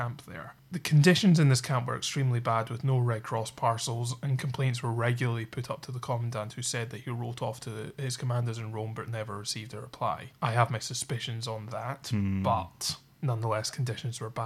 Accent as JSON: {"language": "English", "country": "United Kingdom", "said": "we're both from the United Kingdom."}